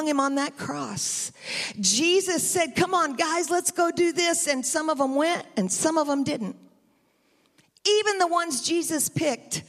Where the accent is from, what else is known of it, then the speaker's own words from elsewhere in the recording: United States; also born or lived in Tennessee; now in Bakersfield, United States; I'm from Texas and Tennessee